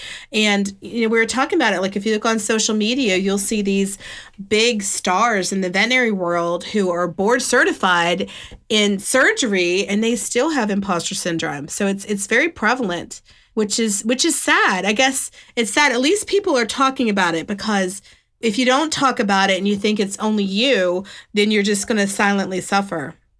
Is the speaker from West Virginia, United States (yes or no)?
yes; West Virginia, United States; I moved from West Virginia to Alabama, which was a culture shock. I thought I was from the South until I lived in Alabama.